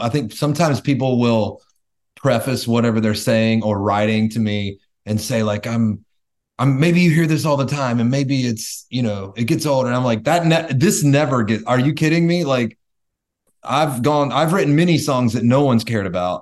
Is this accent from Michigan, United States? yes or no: no; North Carolina, United States; moved away as an adult; also born or lived in Northern California; now in Tennessee, United States; Born and raised in North Carolina. I moved out to California for six years and now I live in Tennessee